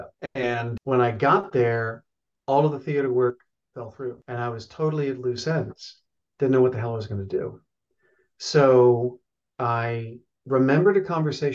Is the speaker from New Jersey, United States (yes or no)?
no; Oklahoma City, Oklahoma, United States; moved away as an adult; also born or lived in Santa Fe, New Mexico; Born and raised in Oklahoma City, Oklahoma.